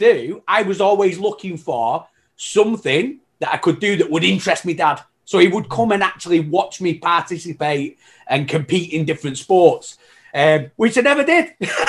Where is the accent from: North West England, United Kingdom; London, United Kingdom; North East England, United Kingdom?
North West England, United Kingdom; Manchester; now in Canada; I came over to Canada. No, believe it or not, I know I like a proper lost my accent and everything. You know what I mean? But yeah, honestly, I'm from Manchester originally. Okay. So it was, I came over to Canada.